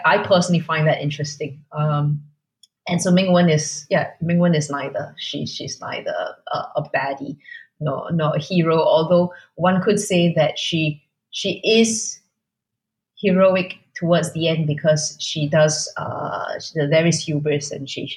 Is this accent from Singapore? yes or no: yes; Singapore; I am nevertheless Singaporean